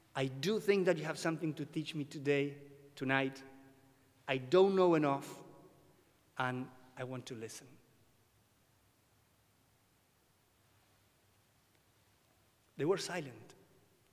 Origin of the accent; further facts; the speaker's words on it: Buenos Aires, Argentina; English is a second language; I was born and raised in Buenos Aires, Argentina.